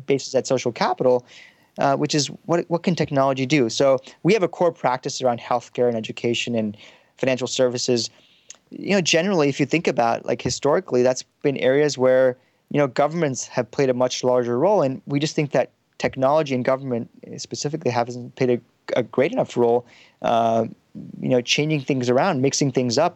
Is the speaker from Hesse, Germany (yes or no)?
yes; Frankfurt, Hesse, Germany; also born or lived in Pakistan; now in Palo Alto, United States; born in Pakistan. I was, you know, I grew up in some im, immigrant neighborhood in Frankfurt, Germany